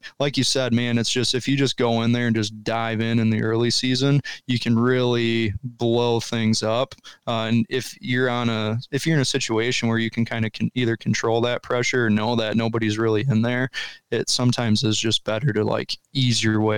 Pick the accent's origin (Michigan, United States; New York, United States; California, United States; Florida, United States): Michigan, United States; now in Ohio, United States; So 2022 was the first year I was an Ohio resident. Before then, it was all traveling down from where I grew up in Michigan.